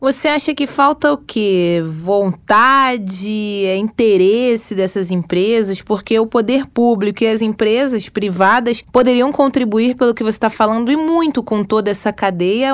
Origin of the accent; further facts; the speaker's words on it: Magé, Rio de Janeiro, Brazil; lá na minha cidade, lá em Magé